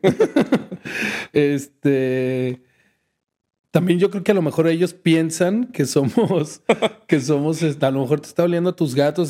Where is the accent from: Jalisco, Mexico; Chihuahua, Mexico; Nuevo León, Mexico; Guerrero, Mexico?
Jalisco, Mexico; Guadalajara; now in Canada; yo crecí en Guadalajara